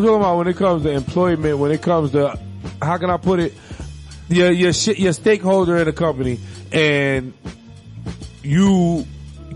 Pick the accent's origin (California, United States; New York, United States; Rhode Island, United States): New York, United States; moved away; I'm from New York